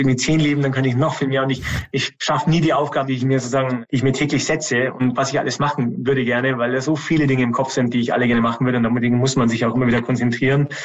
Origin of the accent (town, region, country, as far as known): Germany